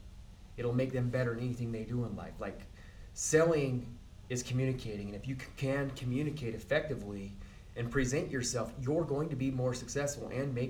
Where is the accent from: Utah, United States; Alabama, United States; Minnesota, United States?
Utah, United States; I'm from Sanpete County.